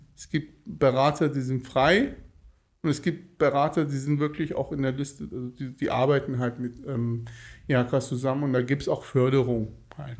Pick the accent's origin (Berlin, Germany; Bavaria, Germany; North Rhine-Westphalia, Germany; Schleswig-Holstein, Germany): North Rhine-Westphalia, Germany; Cologne; also born or lived in Tehran, Iran; now in Bonn, Germany; bin mit acht Jahren nach Köln gekommen